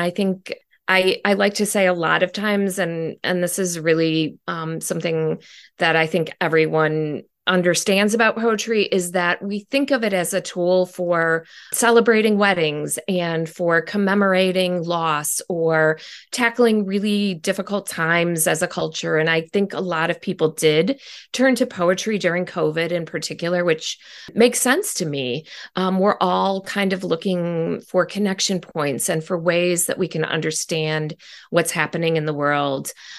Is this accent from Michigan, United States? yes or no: yes; Detroit, Michigan, United States; Yeah, well, I grew up mostly in Detroit